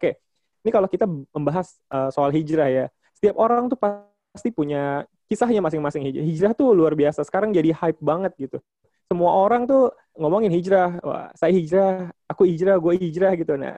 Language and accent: Indonesian; Jakarta, Indonesia; Oh dari Malang, oh, … dari Jakarta.